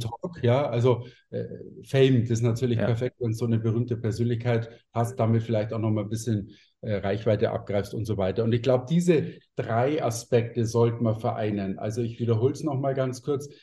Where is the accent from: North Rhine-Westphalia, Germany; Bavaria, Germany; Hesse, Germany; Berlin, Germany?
Bavaria, Germany; Munich; bei mir sagt man Servus, ich bin nämlich aus München.